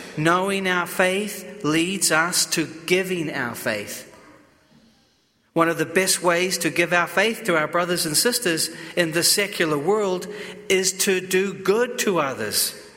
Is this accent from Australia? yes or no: no; New Zealand; moved away; I come from New Zealand. We are very reserved